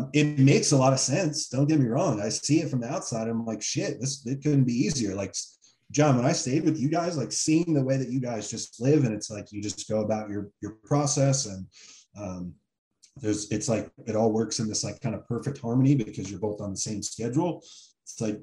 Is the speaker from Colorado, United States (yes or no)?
no; New Jersey, United States; moved away as an adult; I grew up in Jersey